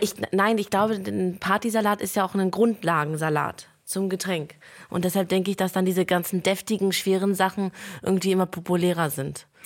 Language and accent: German; Lithuania; moved away; bei uns in Litauen